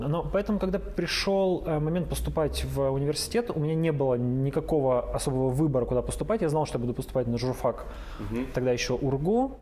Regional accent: Yekaterinburg, Sverdlovsk Oblast, Russia; also born or lived in Kamensk-Uralsky; я практически коренной свердловчанин екатеринбуржец и живу в этом городе, ну, 32 года

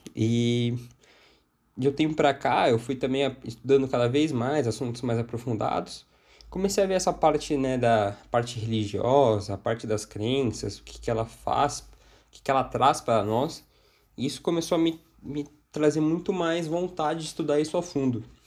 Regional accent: São Paulo, Brazil; eu sou aqui de São Paulo

